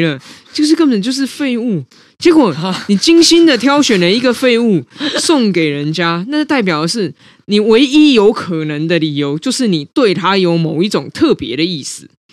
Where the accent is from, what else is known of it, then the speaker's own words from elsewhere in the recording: Taipei, Taiwan; 我如果不是出生在我爸妈，哈，在台北组成这白手起家的中产家庭